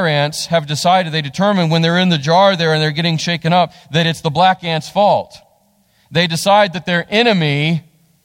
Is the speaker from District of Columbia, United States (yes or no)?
no; West Virginia, United States; also born or lived in Texas; we're from West Virginia.